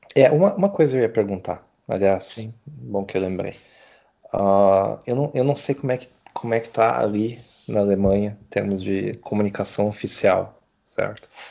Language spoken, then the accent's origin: Portuguese; Brazil; como brasileiro